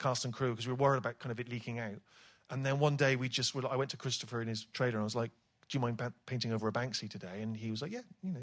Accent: Bristol, South West England, United Kingdom; accent: West Country; when I was a kid growing up in Bristol

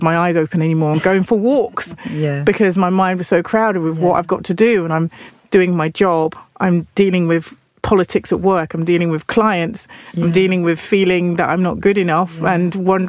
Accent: Nottingham, East Midlands, United Kingdom; I'm from Nottingham

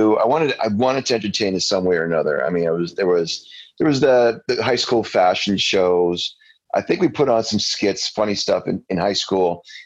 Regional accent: Windsor, Ontario, Canada; moved away as an adult; also born or lived in Vancouver; So I grew up in Windsor, Ontario.

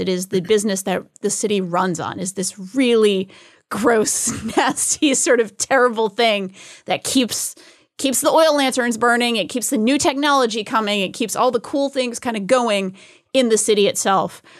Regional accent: New England, United States; Growing up in New England, I used to go to whaling museum.

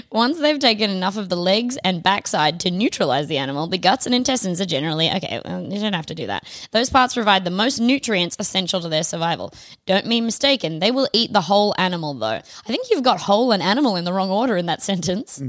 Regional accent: Australia; we're Australian

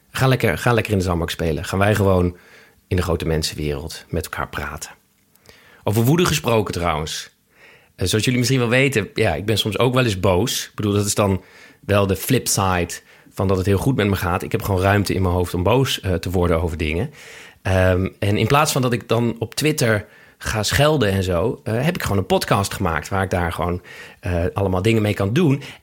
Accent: Amsterdam, North Holland, Netherlands; Amsterdam-Oost. In de Watergasmeer? Ja, op de randje Oost-Watergasmeer

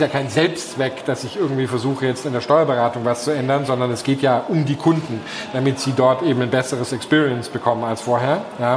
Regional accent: Germany

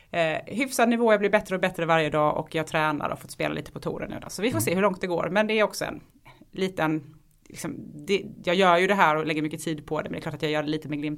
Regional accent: Halmstad, Halland County, Sweden; accent: Halmstad dialect; Jag kommer ifrån Halmstad, så det är den dialekten jag bryter på.

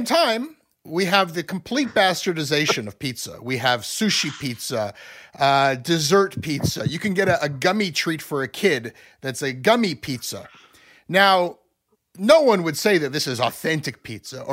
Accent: Ontario, Canada; we Anglos in Ontario

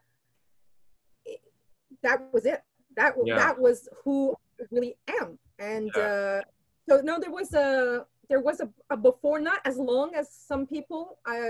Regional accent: Montreal, Quebec, Canada; first language Portuguese; English is a second language; I'm from Quebec, born and raised in Montreal.

